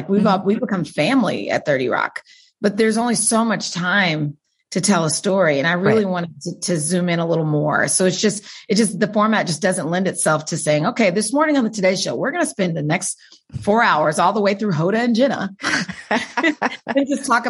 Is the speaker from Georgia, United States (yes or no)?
no; Wichita, Kansas, United States; Wichita, Kansas.